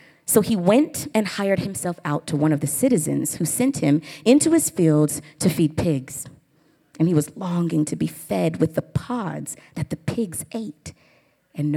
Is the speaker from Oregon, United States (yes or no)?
no; Oklahoma, United States; accent: Southern; I'm from the South. I'm from Oklahoma.